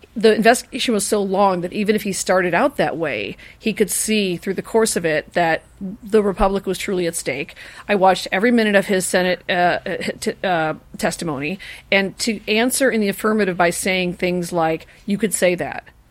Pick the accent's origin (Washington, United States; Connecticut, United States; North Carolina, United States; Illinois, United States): Illinois, United States; Chicago; now in Los Angeles, United States; I'm a Chicagoan